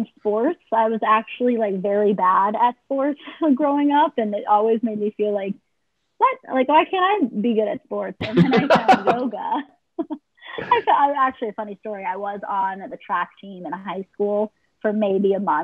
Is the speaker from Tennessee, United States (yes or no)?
no; Boston, Massachusetts, United States; also born or lived in Israel / New York; I grew up in the Boston area